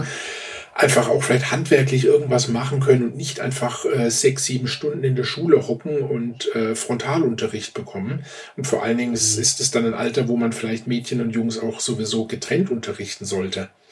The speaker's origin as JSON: {"language": "German", "region": "Baden-Württemberg", "country": "Germany", "moved": "yes", "lives_now": "Upper Bavaria, Germany", "said": "die meiste Zeit meines Lebens habe ich äh, in Baden-Württemberg gelebt"}